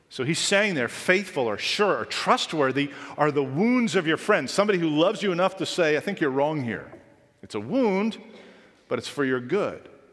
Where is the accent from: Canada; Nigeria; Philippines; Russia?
Canada; Being a Canadian